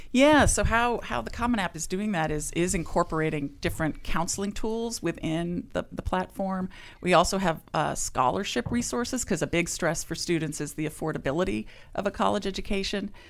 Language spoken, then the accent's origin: English; California, United States; also born or lived in Ohio; I grew up in, uh, California